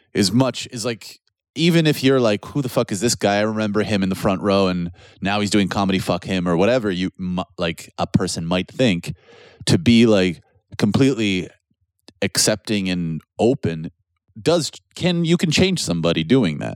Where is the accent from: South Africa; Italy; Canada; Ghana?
Canada; now in Poland; being Canadian